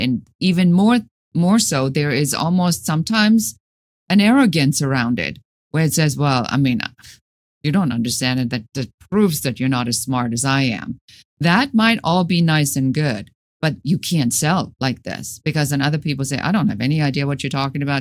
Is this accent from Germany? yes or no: yes; Germany; moved away as an adult; now in United States; Originally, I'm from Germany.